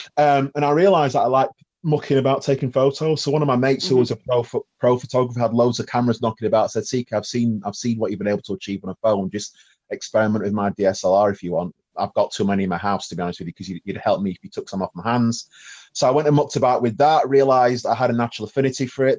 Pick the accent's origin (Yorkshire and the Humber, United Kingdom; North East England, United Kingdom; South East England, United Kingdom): Yorkshire and the Humber, United Kingdom; Sheffield; I am from Sheffield